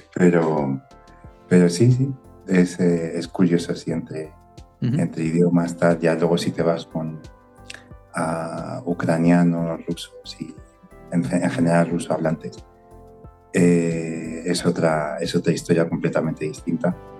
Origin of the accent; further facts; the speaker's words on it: Spain; yo soy español